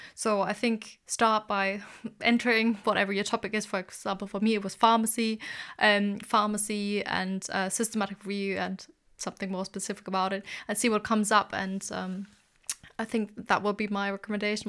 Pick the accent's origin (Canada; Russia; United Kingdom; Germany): Germany; moved away; I'm originally from Germany